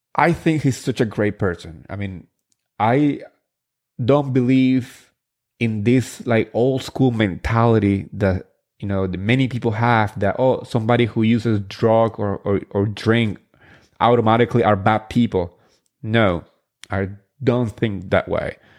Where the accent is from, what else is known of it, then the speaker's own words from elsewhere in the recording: New Jersey, United States; I grew up in New Jersey